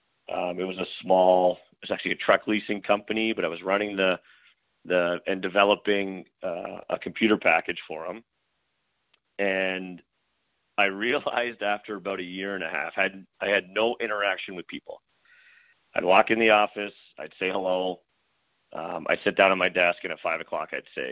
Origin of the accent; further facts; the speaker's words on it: Brampton, Ontario, Canada; moved away as an adult; I'm from Brampton. We lived in the same house since I was 3 months old